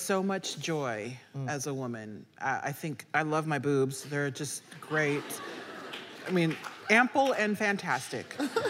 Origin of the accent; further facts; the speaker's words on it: Nebraska, United States; You know, I grew up in Nebraska in a predominantly white area, but my parents raised my brothers and I as Haitians in America.